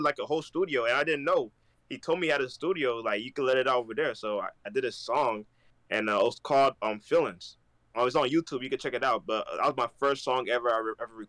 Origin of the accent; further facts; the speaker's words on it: Newark, New Jersey, United States; also born or lived in Bronx, New York; I was born in Bronx, but I was raised in Newark